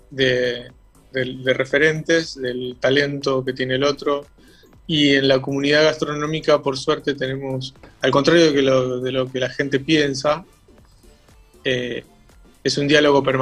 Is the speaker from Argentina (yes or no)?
yes; Rosario, Santa Fe, Argentina; also born or lived in Callao de Catamarca; nosotros vinimos de Rosario, vivíamos en Callao de Catamarca, y llegamos, mi papá trabajaba este, con Hacienda